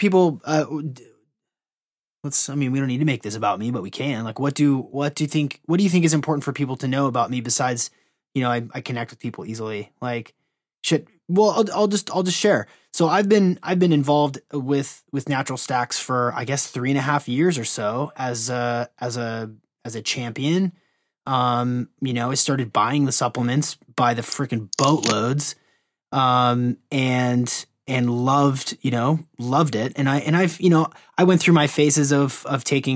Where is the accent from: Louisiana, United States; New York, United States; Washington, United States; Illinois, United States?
Washington, United States; Seattle; I grew up in Seattle where there's just the best microbrews on the planet